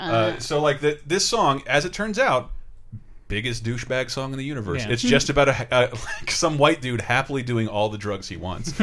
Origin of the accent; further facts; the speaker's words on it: the South, United States; I come from the South